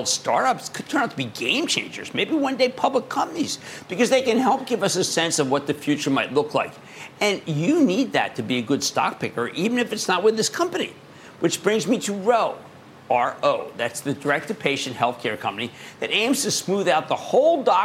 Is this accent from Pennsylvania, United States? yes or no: yes; Montgomery County, Pennsylvania, United States; born or raised there; moved away; also born or lived in New Jersey